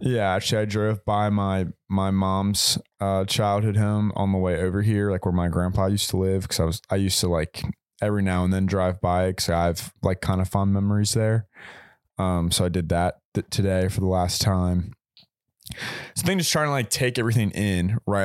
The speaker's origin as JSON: {"language": "English", "town": "Richmond", "region": "Virginia", "country": "United States", "moved": "as an adult", "said": "I'm from Richmond, so shout out eight oh four"}